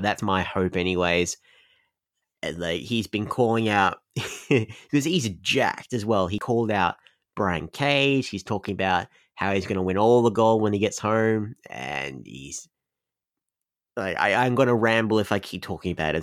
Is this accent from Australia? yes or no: yes; Australia; I'm Australian